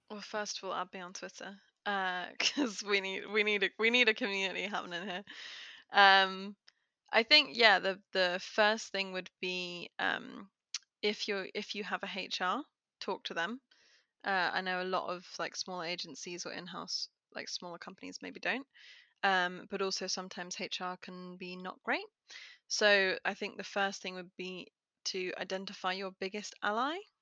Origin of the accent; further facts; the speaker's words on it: United Kingdom; I'm very British